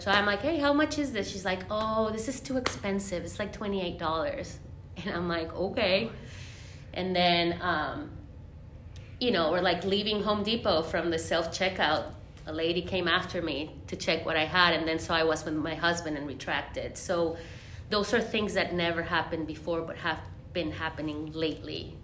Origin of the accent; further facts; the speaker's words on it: Monterrey, Nuevo León, Mexico; now in Nashville, United States; I am from Monterrey, Mexico.